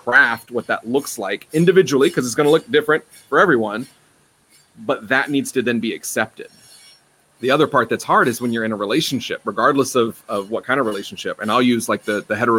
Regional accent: North Carolina, United States; I'm from North Carolina. I'm raised in the South

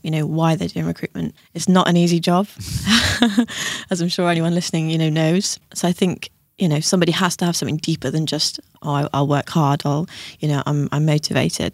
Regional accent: Tenby, Wales, United Kingdom; now in Bristol, United Kingdom; I'm actually Welsh

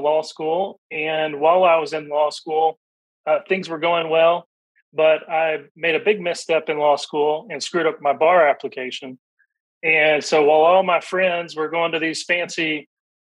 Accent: Middle Tennessee, United States; I grew up here in Middle Tennessee

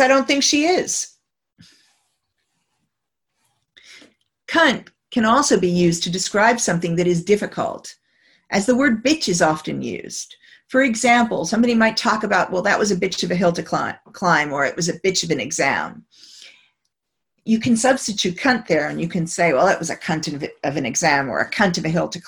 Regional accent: United States; moved away; as an American

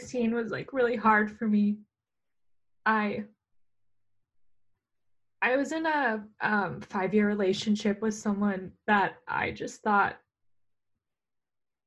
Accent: Southern Orange County, California, United States; moved away as an adult; now in Los Angeles, United States; I grew up in Southern Orange County.

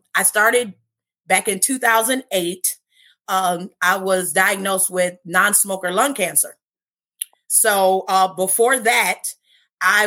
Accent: Cleveland, Ohio, United States; I was born and raised in Cleveland, Ohio. So I have been here my whole life

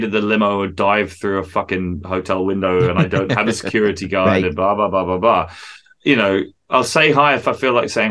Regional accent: England, United Kingdom; accent: English; as a true born Englishman

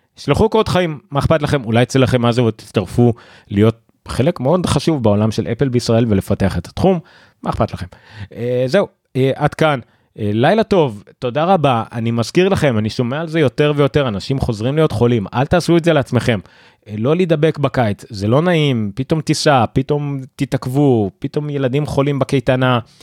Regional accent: Israel

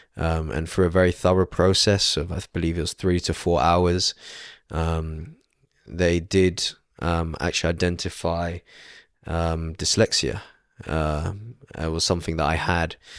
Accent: London, United Kingdom; born and raised in London, uh, outskirts of London in Stanmore

